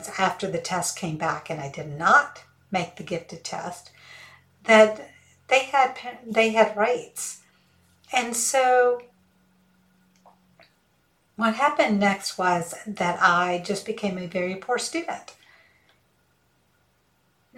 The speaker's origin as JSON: {"language": "English", "region": "rural Georgia", "country": "United States", "tie": "born or raised there", "also_born_or_lived": "Auburn, Alabama / Mississippi", "first_language": "Hindi", "second_language": "English", "said": "my dad got a job in rural Georgia, working as a researcher at the University of Georgia. It wasn't the main campus, it was a satellite campus. But anyway, so that's where we were raised"}